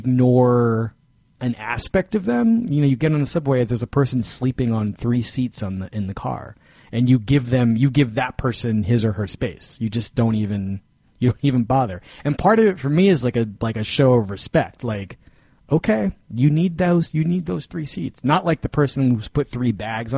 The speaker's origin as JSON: {"language": "English", "region": "New York", "country": "United States", "said": "as a New Yorker"}